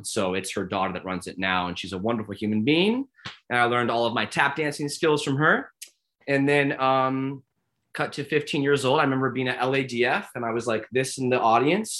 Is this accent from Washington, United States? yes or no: yes; Bothell, Washington, United States; I grew up in Bothell, Washington, which is 20 minutes north of Seattle.